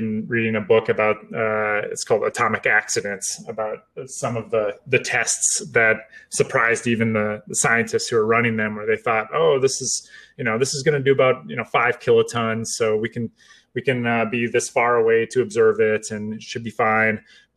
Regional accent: United States; I'm American

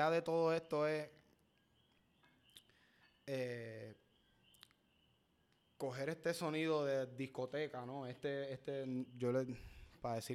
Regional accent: Dorado, Puerto Rico; Yo, digo que yo soy dorado.

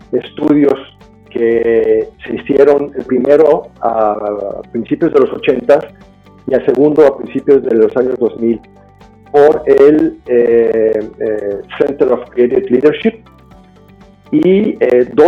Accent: Puebla, Mexico; yo, yo, yo, nací en México y me crié en Puebla.

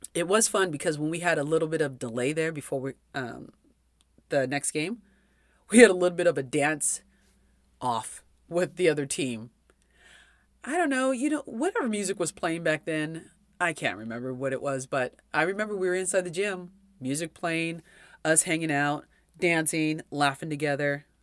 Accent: California, United States; I grew up in California.

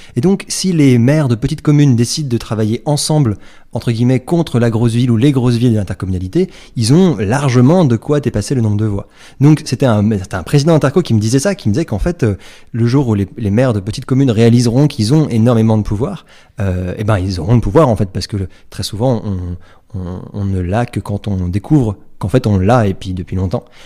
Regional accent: Paris, Île-de-France, France; moi, je suis parisien

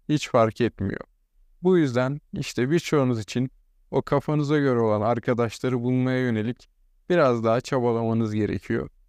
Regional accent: İzmir, Turkey; moved away as an adult; now in Uşak, Turkey; Ben İzmirli biri olarak

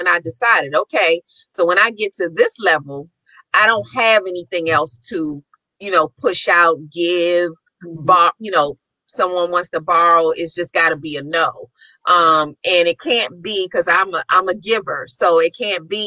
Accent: Maryland, United States; I'm from Maryland

